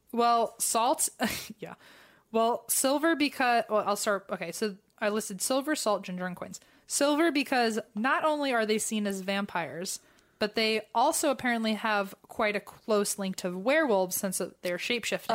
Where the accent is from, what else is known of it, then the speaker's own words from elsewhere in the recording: United States; accent: very American; in my very American accent